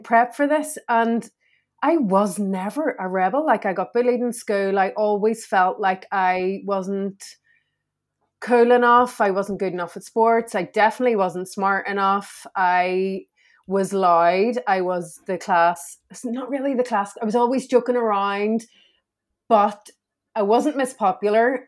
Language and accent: English; Belfast, Northern Ireland, United Kingdom; I grew up in Belfast.